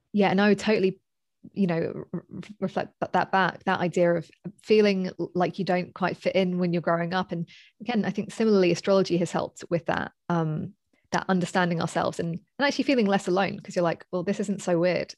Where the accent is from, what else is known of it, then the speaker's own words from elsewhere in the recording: London, United Kingdom; moved away as an adult; I'm from, uh, basically Southeast London